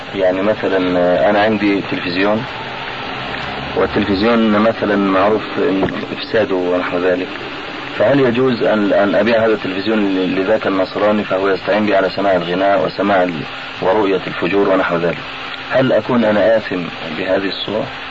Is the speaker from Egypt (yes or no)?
yes; Egypt; عندنا في مصر